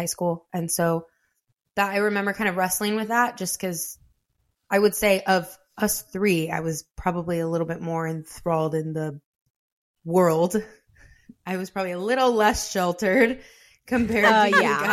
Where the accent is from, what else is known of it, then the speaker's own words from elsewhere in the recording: Kalona, Iowa, United States; So I'm from Iowa. I'm from a small town of Kelowna